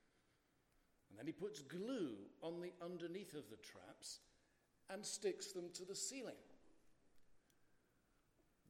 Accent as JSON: {"language": "English", "country": "United Kingdom", "also_born_or_lived": "Boston", "accent": "in-between Scottish and English, like the royal family", "said": "I'm half Scottish and half English, so what you're getting is not the real royal family accent. It's a kind of in-between"}